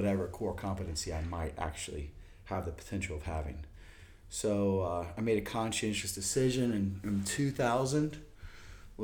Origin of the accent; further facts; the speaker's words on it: Charleston, West Virginia, United States; now in Austin, United States; I grew up in Charleston, West Virginia